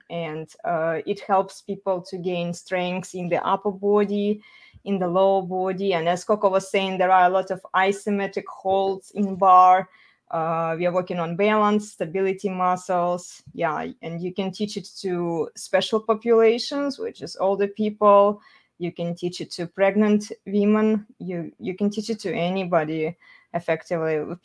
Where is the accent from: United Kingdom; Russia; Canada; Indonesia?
Russia; moved away; I'm originally from Russia.